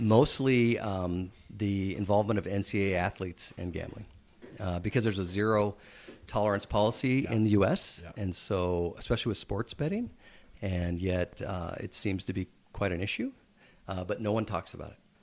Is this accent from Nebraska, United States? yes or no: yes; Nebraska, United States; now in Edmonton, Canada; growing up in Nebraska and playing all kinds of sports, hockey wasn't um, particularly popular there